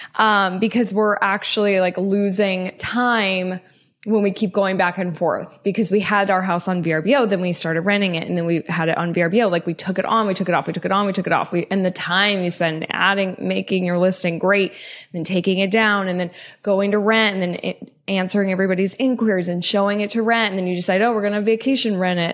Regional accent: Loveland, Colorado, United States; moved away as an adult; also born or lived in Denver, Colorado; I'm from Loveland, Colorado, uh, born and raised, lived twenty-four years in northern Colorado

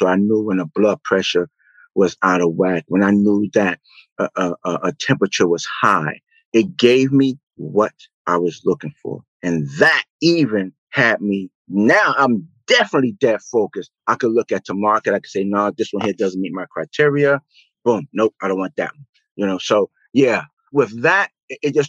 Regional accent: New York City, New York, United States; born or raised there

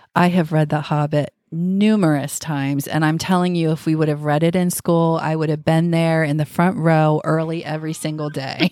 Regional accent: United States; we're American

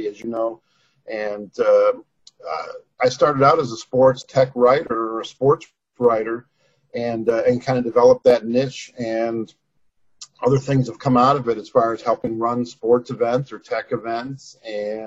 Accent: Wisconsin, United States; moved away as an adult; also born or lived in Iowa; now in Atlanta, United States; I'm not from Atlanta originally, but I've been here 30 years now, which is amazing. And grew up in Wisconsin

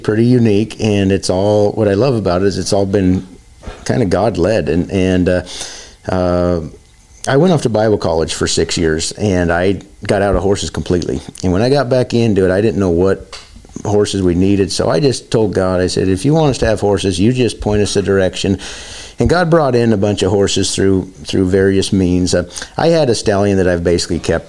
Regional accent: the West, United States; moved away; I'm from the West

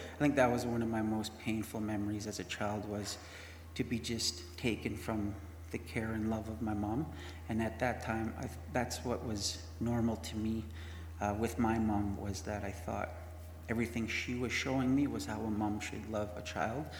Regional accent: Winnipeg, Manitoba, Canada; I grew up in Winnipeg.

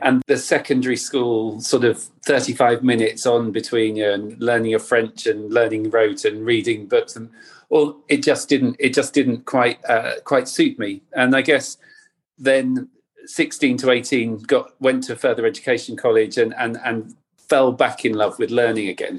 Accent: North Cornwall, South West England, United Kingdom; I grew up in Cornwall, in North Cornwall by the sea

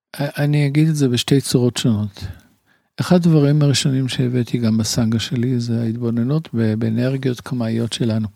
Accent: Tel Aviv, Tel Aviv District, Israel; שנולדתי ב... קרוב לרחוב סלמה

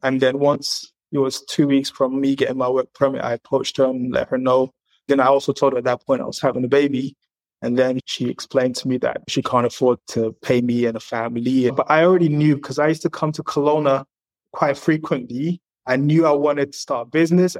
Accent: England, United Kingdom; moved away as an adult; also born or lived in Zaria, Nigeria; now in Canada; I've got a lot of experience growing up in England and now coming to Canada.

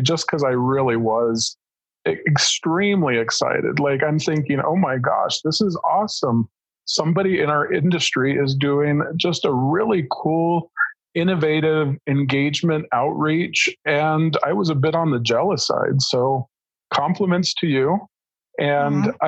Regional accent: Prescott, Arizona, United States; also born or lived in Lake Havasu City, Arizona; born and raised in Prescott, Arizona

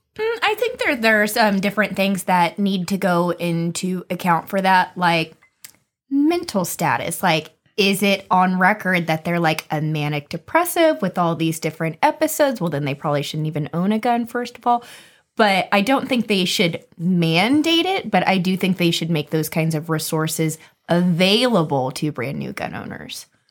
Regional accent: United States; I'm, I'm American, I was born in the U S.

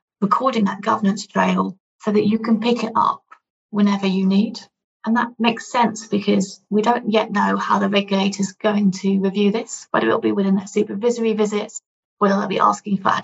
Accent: United Kingdom; as a Brit

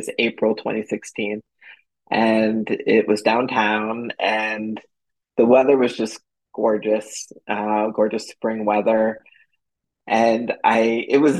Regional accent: Northeast, United States; moved away as an adult; also born or lived in Medellin, Colombia; now in Austin, United States; I'm originally from the Northeast

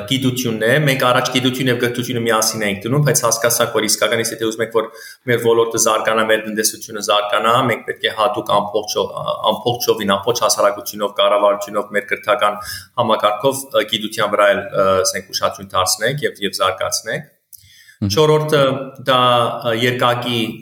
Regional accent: United States; moved away as an adult; also born or lived in Beirut, Lebanon; now in Armenia; Ծնվել եմ Լիբանանում, Բեյրութում, մեծացել եմ Ամերիկա Ամերիկայի Միացյալ Նահանգներում։

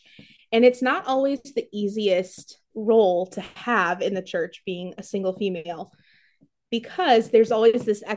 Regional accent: Warsaw, Indiana, United States; also born or lived in California; I am from Warsaw, Indiana

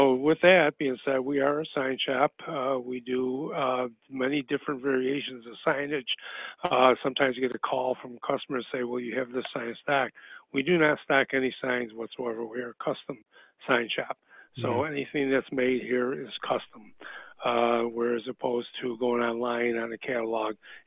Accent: Buffalo, New York, United States; moved away as an adult; now in Fort Myers, United States; originally from Buffalo

